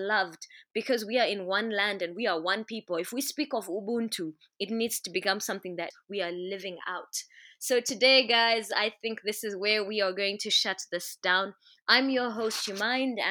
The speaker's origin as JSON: {"language": "English", "country": "Zimbabwe", "first_language": "Shona", "second_language": "English", "said": "I am Shona. Why must I not speak my language as fully as I should accept English, which is what we've pushed in Zim so much"}